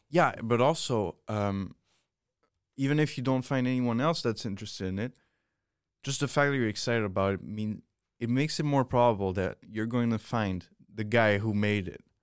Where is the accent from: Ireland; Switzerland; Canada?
Switzerland; moved away; I come from Switzerland